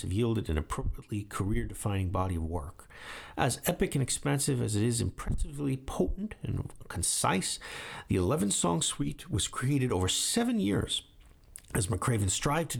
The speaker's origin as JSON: {"language": "English", "town": "New York City", "region": "New York", "country": "United States", "tie": "born or raised there", "moved": "yes", "lives_now": "Japan", "said": "I grew up in Brooklyn"}